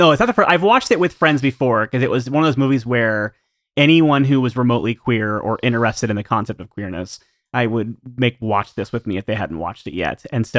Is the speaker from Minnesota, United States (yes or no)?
no; Columbus, Ohio, United States; My hometown.